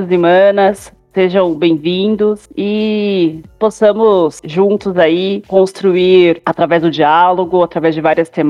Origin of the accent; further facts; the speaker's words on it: São Bernardo do Campo, São Paulo, Brazil; eu tenho 35 anos, sou nascida e criada em São Bernardo, cidade do qual nós moramos, região do Grande ABC Paulista.